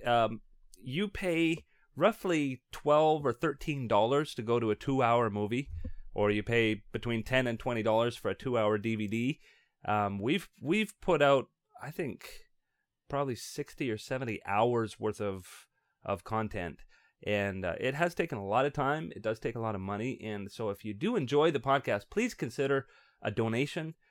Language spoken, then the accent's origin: English; Canada; we Canadians